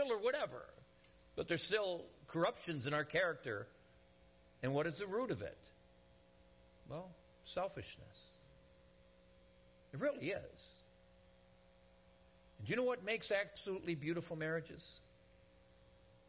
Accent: Detroit, Michigan, United States; moved away; I'm from Michigan originally, the Detroit area

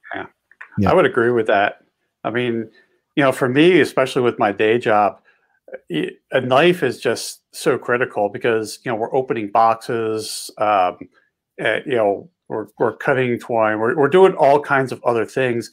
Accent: just outside of Philadelphia, Pennsylvania, United States; now in Montana, United States; I grew up on the East Coast and uh, just outside of Philly

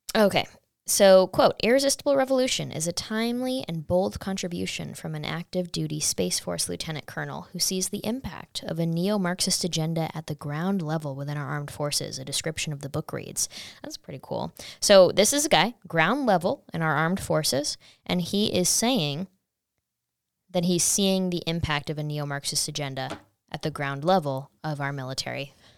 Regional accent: Saratoga Springs, New York, United States; I'm from Saratoga, New York

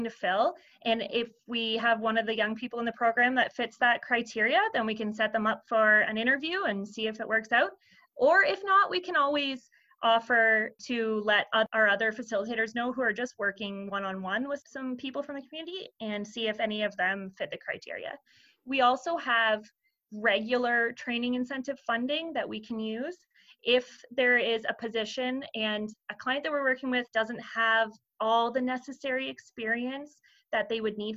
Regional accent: Perth County, Ontario, Canada; I am born and raised in Perth County

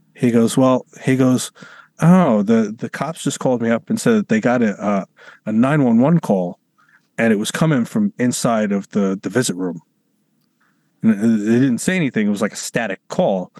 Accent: New York City, New York, United States; I'm from New York City

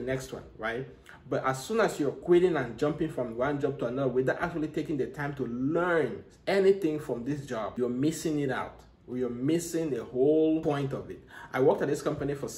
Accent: Cameroon; now in United States; I'm from Africa, you know, I'm from Cameroon

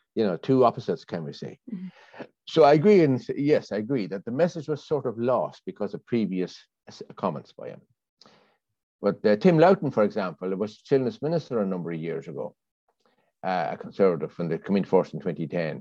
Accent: Ireland; now in London, United Kingdom; I grew up in Ireland, you see, in the 60s

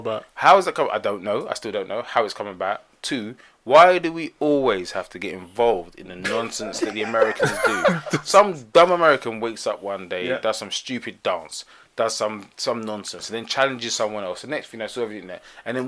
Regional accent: United Kingdom; But why are we, as British people, always involved in this nonsense?

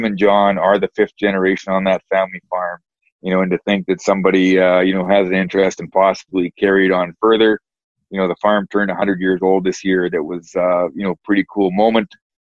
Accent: Western Canada, Canada; Like, growing up in Western Canada, every hockey night and game, it was Maple Leaf Gardens.

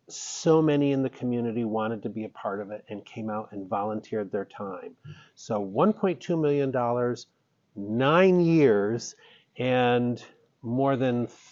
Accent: Syracuse, New York, United States; moved away as an adult; also born or lived in Charlotte, North Carolina; I'm from Central New York, Syracuse, but started working at Chautauqua Institution right out of college. And from there, went to work for a telephone company, which took me to North Carolina.

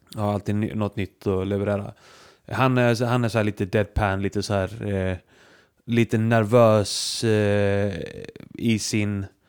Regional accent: Iceland; jag är som islänning

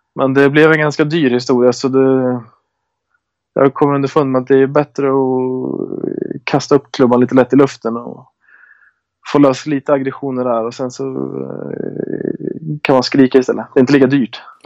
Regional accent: Köping, Västmanland, Sweden; moved away; Jag spelar hemma i Köping bara.

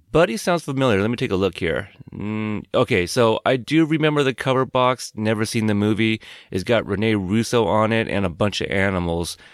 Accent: West Coast, United States; I grew up like, um, like a West Coast kid.

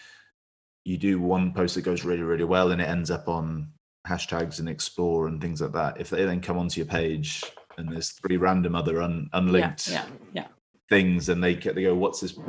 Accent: West Midlands, United Kingdom; moved away as an adult; also born or lived in Hull; I'm from the West Midlands

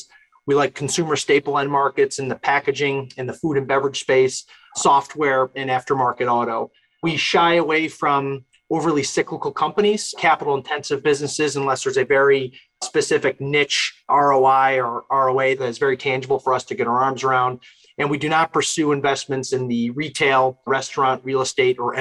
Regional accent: New Hartford, New York, United States; hometown, I'm from New Hartford, New York. It's in upstate New York

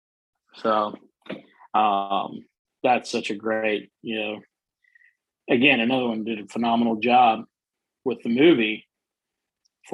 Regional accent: South Africa; now in United States; I'm originally from South Africa, right. and I'm very proud to be a South African.

